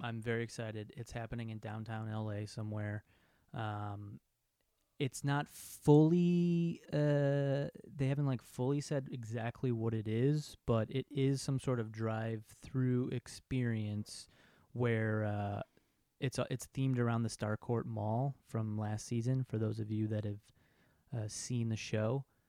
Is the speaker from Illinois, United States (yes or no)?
yes; Chicago, Illinois, United States; I'm from Chicago